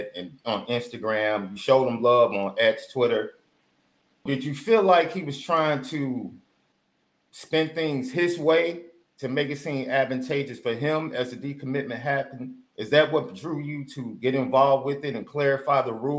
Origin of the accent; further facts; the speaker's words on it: Chicago, Illinois, United States; I'm from Chicago. I have Chicago pride, but my roots are all Mississippi